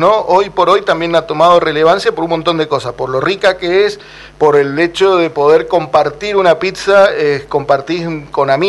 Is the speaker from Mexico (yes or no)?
no; San Juan, Argentina; Yo soy sanjuanino